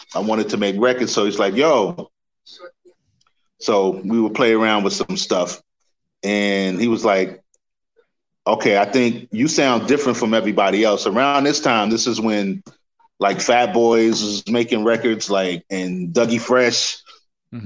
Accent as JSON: {"language": "English", "town": "New York City", "region": "New York", "country": "United States", "tie": "born or raised there", "said": "I grew up in Queens"}